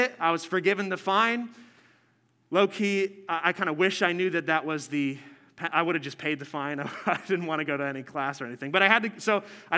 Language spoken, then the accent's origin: English; New Jersey, United States; I'm from New Jersey